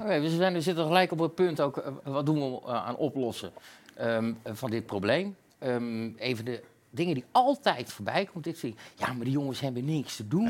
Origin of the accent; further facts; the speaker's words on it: Utrecht, Netherlands; bij ons in Utrecht